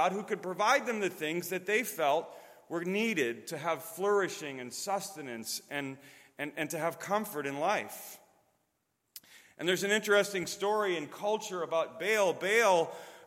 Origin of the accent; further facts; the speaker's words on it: Chicago, Illinois, United States; moved away as an adult; also born or lived in Wisconsin; now in Chattanooga, United States; I'm from Chicago, and before that came from Wisconsin, so my accent may give that away.